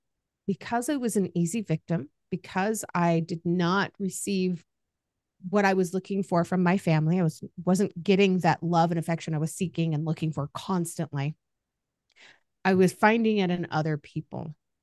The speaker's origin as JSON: {"language": "English", "town": "Kaiserslautern", "region": "Rhineland-Palatinate", "country": "Germany", "tie": "born there", "first_language": "German", "said": "K-Town, Kaiserslautern, was the town outside of that military base. Mm-hmm. Rammstein. So when I was born, my first language was actually German. I spoke to all the neighbors in German. I loved it. My family was American."}